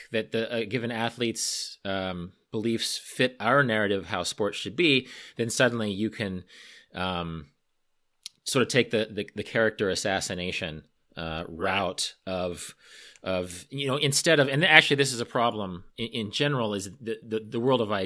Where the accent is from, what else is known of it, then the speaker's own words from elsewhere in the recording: Wichita, Kansas, United States; my hometown, Wichita, Kansas